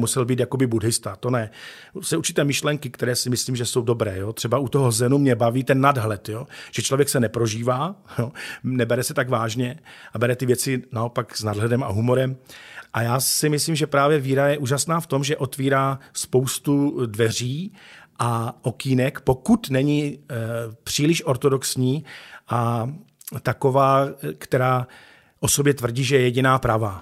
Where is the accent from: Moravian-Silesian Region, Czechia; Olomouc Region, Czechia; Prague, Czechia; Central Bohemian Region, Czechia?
Moravian-Silesian Region, Czechia; Ostrava; Takže pak se vlastně jako náplava dostal do Ostravy a tady jsem se potom narodil já.